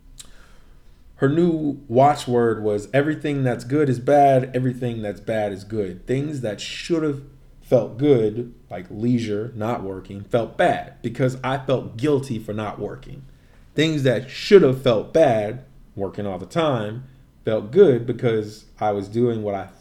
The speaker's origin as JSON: {"language": "English", "region": "Midwest", "country": "United States", "said": "being from the Midwest"}